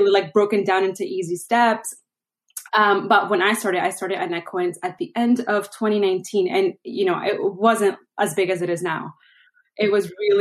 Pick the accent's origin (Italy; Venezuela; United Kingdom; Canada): Venezuela; moved away; I'm originally from Venezuela